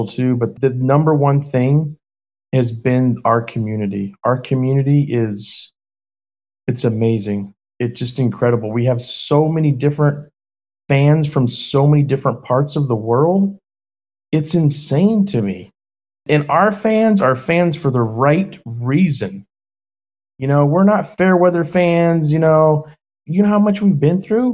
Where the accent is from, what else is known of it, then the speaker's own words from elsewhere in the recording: United States; also born or lived in Naples, Italy; I'm American